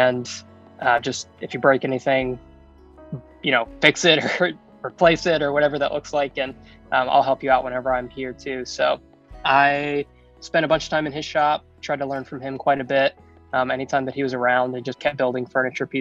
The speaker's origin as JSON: {"language": "English", "region": "Kentucky", "country": "United States", "moved": "yes", "lives_now": "Las Vegas, United States", "said": "I'm from Kentucky. I'm from the South. I live in Southern Nevada"}